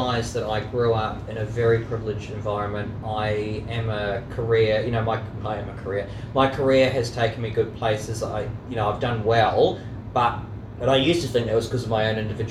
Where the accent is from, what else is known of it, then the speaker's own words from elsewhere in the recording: New Zealand; I grew up in New Zealand.